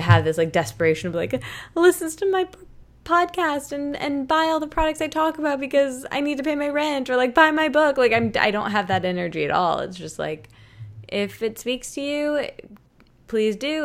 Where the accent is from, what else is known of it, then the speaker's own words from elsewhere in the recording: Michigan, United States; moved away; I'm from Michigan and I was living in Michigan for a really long time